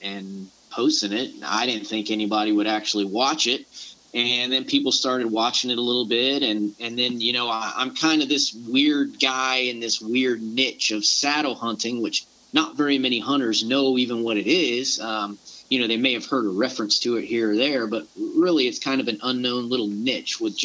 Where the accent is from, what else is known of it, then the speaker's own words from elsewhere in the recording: Panama City and Pensacola area, Florida panhandle, United States; moved away as an adult; now in Savannah, United States; I grew up in the panhandle of Florida, or Panama City and Pensacola area